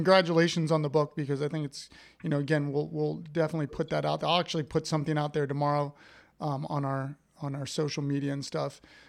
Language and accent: English; Upper Arlington, Ohio, United States; I'm from Upper Arlington